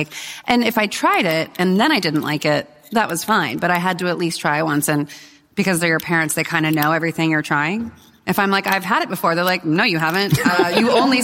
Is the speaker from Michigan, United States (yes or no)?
no; Los Angeles, California, United States; moved away as an adult; also born or lived in San Francisco; now in New York, United States; I grew up in the Valley of San Fernando Valley of Los Angeles